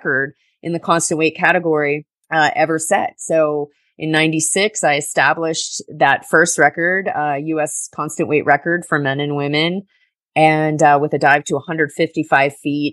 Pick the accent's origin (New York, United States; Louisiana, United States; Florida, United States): Florida, United States; Summerland Key; also born or lived in Duluth, Minnesota; I grew up on Summerland Key